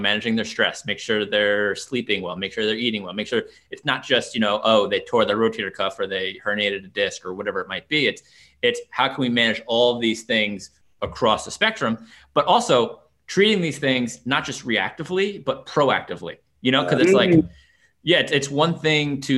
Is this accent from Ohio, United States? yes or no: no; New York, United States; now in Washington, D.C., United States; I'm from New York originally